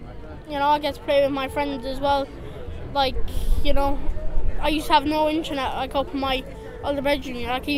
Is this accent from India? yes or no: no; Isle, County Tipperary, Munster, Ireland; I'm also from Isle, County Tipperary.